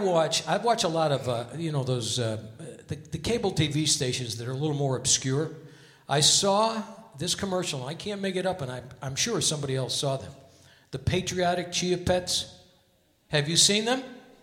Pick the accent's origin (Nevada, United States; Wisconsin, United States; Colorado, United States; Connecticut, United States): Connecticut, United States; Hartford; now in Las Vegas, United States; because I'm from Hartford, Connecticut.